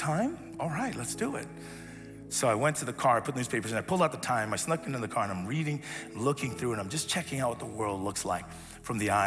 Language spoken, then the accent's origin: English; United States; I grew up here in the States when we moved out here.